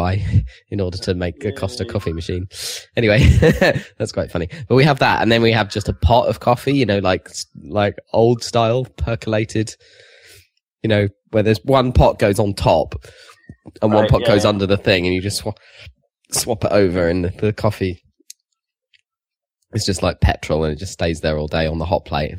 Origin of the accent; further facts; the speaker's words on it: United Kingdom; We are British